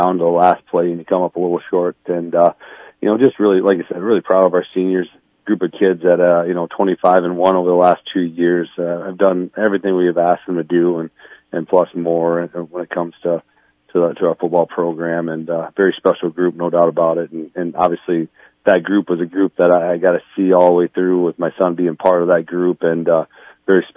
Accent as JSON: {"language": "English", "area": "Central Lyon-George-Little Rock area", "region": "Iowa", "country": "United States", "tie": "born or raised there"}